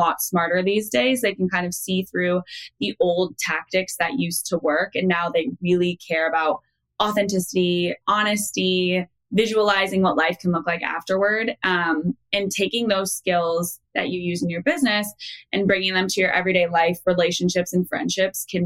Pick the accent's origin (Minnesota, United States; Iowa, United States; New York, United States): Iowa, United States; I'm from Iowa